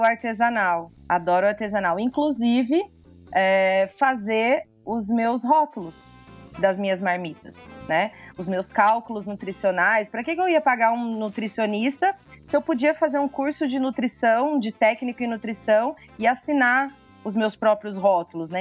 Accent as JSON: {"language": "Portuguese", "town": "Ribeirão Preto", "region": "São Paulo", "country": "Brazil", "said": "eu sou de Ribeirão, Ribeirão Preto."}